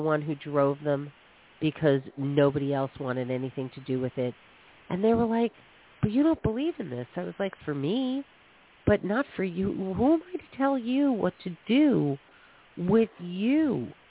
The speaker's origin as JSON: {"language": "English", "region": "New York", "country": "United States", "tie": "born or raised there", "said": "I grew up in New York"}